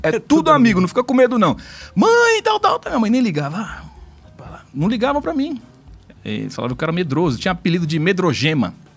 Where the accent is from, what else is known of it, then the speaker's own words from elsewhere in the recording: São Paulo, Brazil; Eu sou de São Paulo mesmo, né? Meus pais de São Paulo também. E nasci e vivi sempre naquela região ali da zona sul de São Paulo, né? Aqui na capital